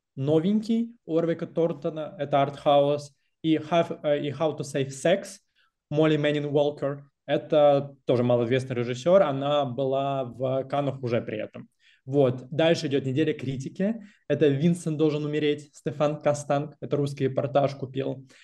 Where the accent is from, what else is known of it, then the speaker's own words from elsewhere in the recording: Russia; now in Cologne, Germany; нас пятеро, а, россиян и экс-россиян, вот, из а, разных точек Европы